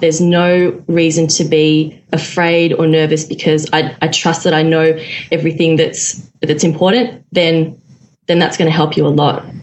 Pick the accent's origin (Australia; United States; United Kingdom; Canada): Australia; Melbourne, Victoria; I'm from Melbourne, Australia, and I am a former architect